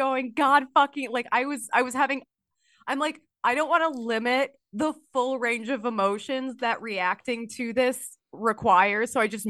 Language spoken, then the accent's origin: English; Minnesota, United States; You know what's funny is because another thing about being Minnesotan, and I feel like in a broader sense, Midwestern, is that we will not shut the fuck up about the weather.